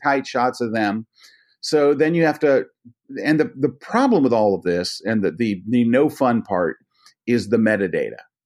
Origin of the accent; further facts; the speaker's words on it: Tampa, Florida, United States; I grew up in the Tampa Bay area, which is which is not an awesome sports town by any means